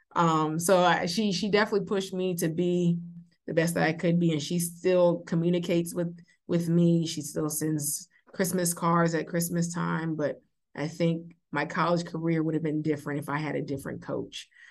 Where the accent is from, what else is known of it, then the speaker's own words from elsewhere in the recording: Beaufort, South Carolina, United States; also born or lived in Providence, Rhode Island; I am born and raised in Beaufort, South Carolina, so Beaufort is home.